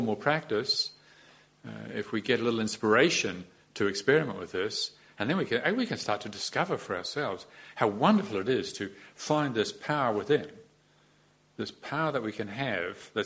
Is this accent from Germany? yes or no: no; New Zealand; as a New Zealander